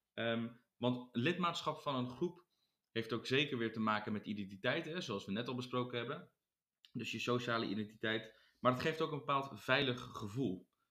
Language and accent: Dutch; Netherlands; wij als Nederlanders